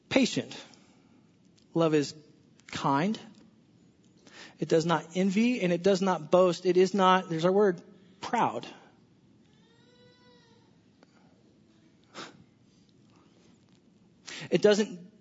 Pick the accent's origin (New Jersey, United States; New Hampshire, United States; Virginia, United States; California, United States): California, United States; Southern; I'm from Southern California